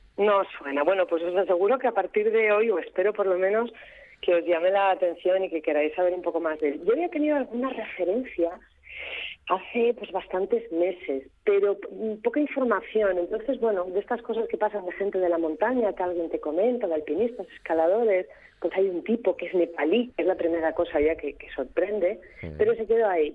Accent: Gijón, Asturias, Spain; los que nacemos por ejemplo, los que somos de Gijón o de la zona de costa a nivel del mar

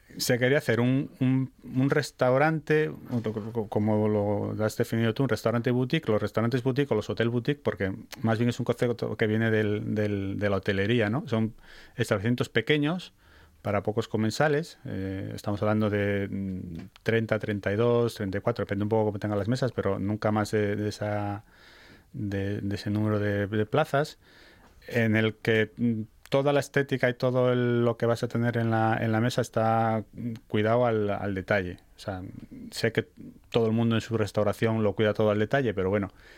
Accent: Salinas, Asturias, Spain; somos de allí, o sea, somos somos del, del, pueblo de, vamos, de generaciones. Eh, bueno, mi mujer es de Avilés, pero yo soy de Salinas

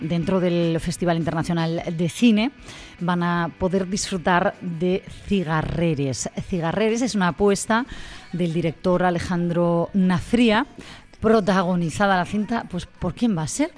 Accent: Gijón, Asturias, Spain; este Gijón que tanto amamos, los que somos de aquí

